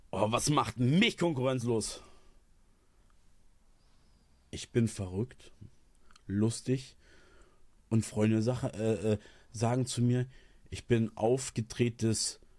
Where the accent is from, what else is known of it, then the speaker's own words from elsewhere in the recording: eastern Germany, Germany; ich komme aus dem Osten. Ich kenne es nicht anders.